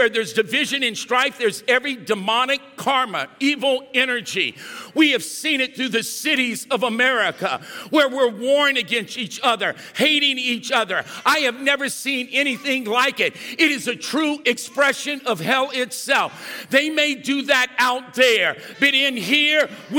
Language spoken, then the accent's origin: English; Louisiana, United States; we're both from Louisiana